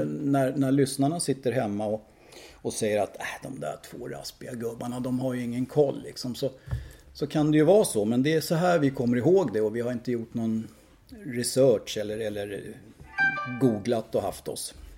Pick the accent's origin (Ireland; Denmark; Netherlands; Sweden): Sweden; Tyresö, Stockholm County; also born or lived in Södermalm, Stockholm / Trollbäcken; jag är ju uppvuxen i Bollmora